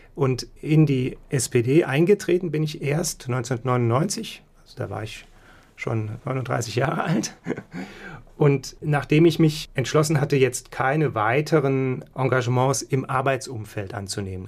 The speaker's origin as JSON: {"language": "German", "town": "Saarbrücken", "region": "Saarland", "country": "Germany", "tie": "born or raised there", "also_born_or_lived": "Munich / Krefeld", "moved": "yes", "lives_now": "Mainz, Germany", "said": "dann bin ich eigentlich aufgewachsen und meine, sagen wir mal, Stadt der Schule, das ist Saarbrücken"}